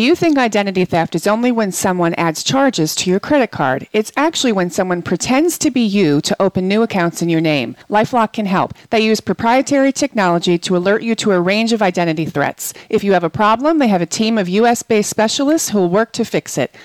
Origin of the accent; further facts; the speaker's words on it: New Jersey, United States; New Jersey is my home state.